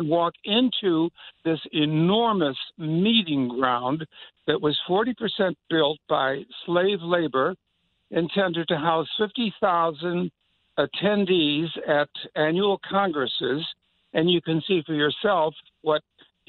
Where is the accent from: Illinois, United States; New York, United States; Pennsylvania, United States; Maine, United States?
Illinois, United States; Chicago; I'm from Chicago